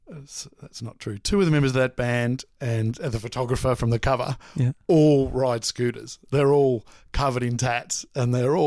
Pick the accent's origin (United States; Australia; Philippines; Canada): Australia; Mooroolbark, Victoria; No, Moorabbark.